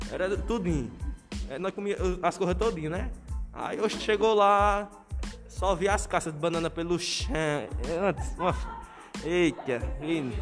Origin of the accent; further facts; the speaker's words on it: Northeast Region, Brazil; Aí eu sou nordestino bom. Quando falam em cuscuz, né, já enche a boca d'água.